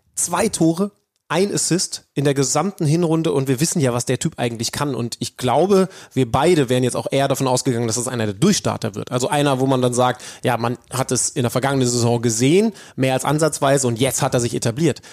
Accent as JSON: {"language": "German", "area": "Wolfsburg area", "region": "Lower Saxony", "country": "Germany", "tie": "born or raised there", "moved": "yes", "lives_now": "Hamburg, Germany", "said": "morgen reise ich in meine Heimat Richtung Wolfsburg"}